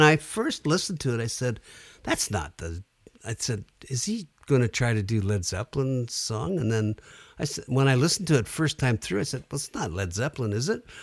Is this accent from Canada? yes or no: yes; Sudbury, Ontario, Canada; I grew up in Sudbury